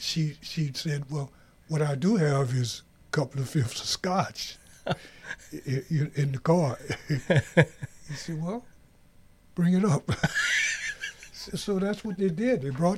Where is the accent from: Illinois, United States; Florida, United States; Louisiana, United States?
Louisiana, United States; Raceland; also born or lived in New Orleans; now in Minnesota, United States; Okay. Well, I'm from Raceland, Louisiana.